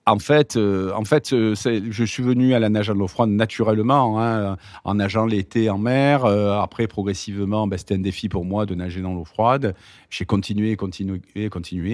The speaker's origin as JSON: {"language": "French", "town": "Marseille", "region": "Provence-Alpes-Côte d'Azur", "country": "France", "tie": "born or raised there", "said": "je suis né à Marseille"}